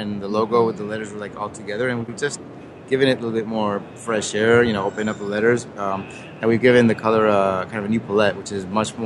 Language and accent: English; Spain; moved away; also born or lived in Germany / United States; I was born in Spain, raised in Spain, Germany, the U.S. for a long time